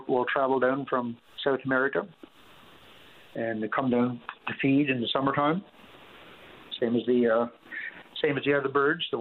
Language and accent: English; Makkovik, Newfoundland and Labrador, Canada; growing up in Mikovic, we used to be May, kilometers and kilometers out onto the Atlantic Ocean on snowmobile in May still, hunting seals